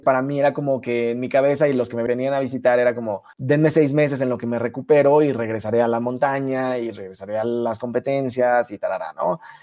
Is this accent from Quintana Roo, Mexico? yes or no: yes; Cancún, Quintana Roo, Mexico; moved away; also born or lived in Mexico City; viniendo de Cancún, que ahí fue donde nací, me mudé a la Ciudad de México